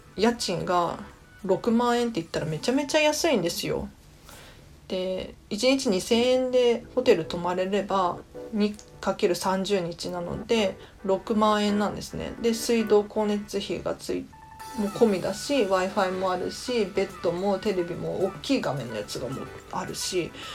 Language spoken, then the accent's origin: Japanese; Tokyo, Japan; 私東京都民なので